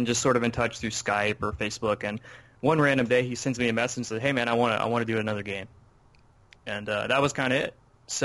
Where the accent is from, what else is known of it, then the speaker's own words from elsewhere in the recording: Louisiana, United States; moved away; I was growing up in Louisiana